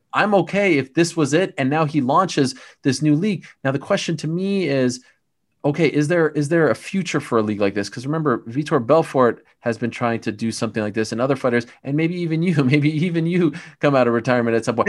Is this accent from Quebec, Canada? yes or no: yes; Montreal, Quebec, Canada; moved away; I grew up in Montreal, which is one of the all-time great fight towns